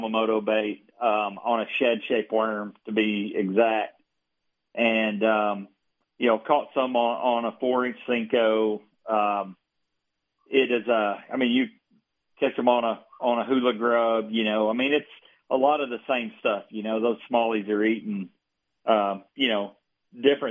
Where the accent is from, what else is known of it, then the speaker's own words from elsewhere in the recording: United States; where I grew up on Kentucky Lake on the Tennessee River